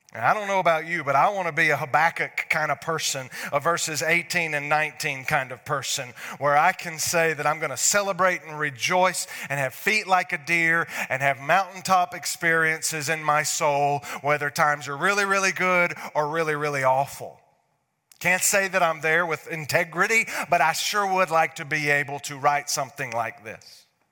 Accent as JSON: {"language": "English", "region": "North Alabama", "country": "United States", "said": "I'm from North Alabama"}